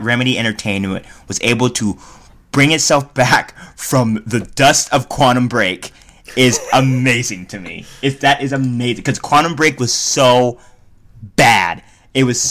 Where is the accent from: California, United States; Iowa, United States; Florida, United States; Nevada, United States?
Nevada, United States; Reno; we're from Reno, Nevada, a trailer trash town